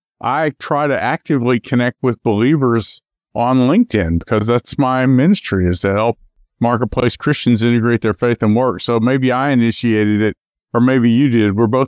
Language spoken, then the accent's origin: English; Memphis, Tennessee, United States; also born or lived in Akron, Ohio; I was actually born in Akron, Ohio, but did most of my growing up in Memphis, Tennessee.